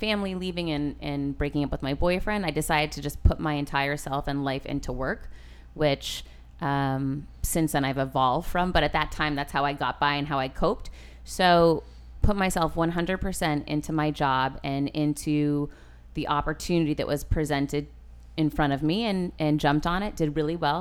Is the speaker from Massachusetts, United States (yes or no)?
yes; Worcester, Massachusetts, United States; moved away as an adult; now in Miami, United States; I'm originally from Worcester, Massachusetts. Grew up in the hood